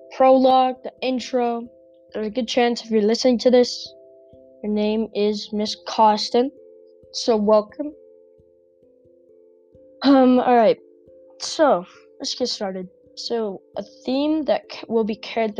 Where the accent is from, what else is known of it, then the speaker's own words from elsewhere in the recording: Albuquerque, New Mexico, United States; I live in Albuquerque, New Mexico. And I think growing up in Albuquerque